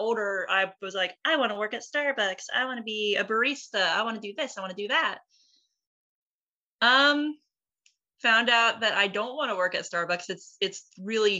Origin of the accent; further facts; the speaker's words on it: Dothan, Alabama, United States; my hometown in Dothan, Alabama